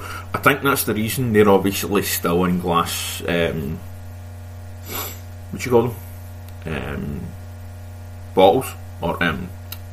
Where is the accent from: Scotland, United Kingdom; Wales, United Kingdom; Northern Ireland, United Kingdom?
Scotland, United Kingdom; I'm Scottish, we do talk fast